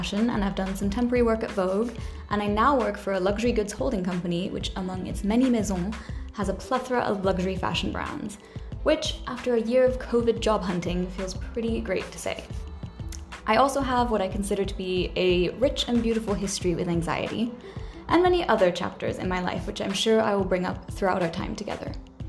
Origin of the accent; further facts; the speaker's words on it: Switzerland; first language French; English is a second language; also born or lived in Ireland; I was born in Switzerland, but can't handle the cold. I'm Irish, but I can't hold my drink. I speak 2.5 languages